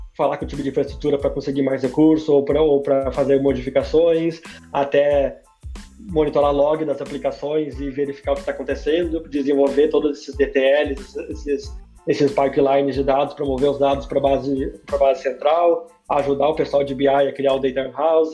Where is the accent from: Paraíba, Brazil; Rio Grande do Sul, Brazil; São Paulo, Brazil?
Rio Grande do Sul, Brazil; Caxias do Sul; moved away as an adult; also born or lived in Florianópolis, Brazil / Netherlands; now in Canada; saí de Caxias do Sul, lá na Serra Gaúcha, tomando meu vinho, comendo, comendo salame com queijo e, e, e hoje estou aqui no Canadá